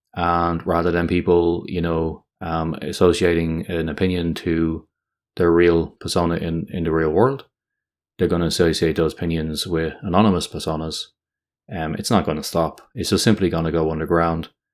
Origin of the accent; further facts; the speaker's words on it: Ireland; my home country of Ireland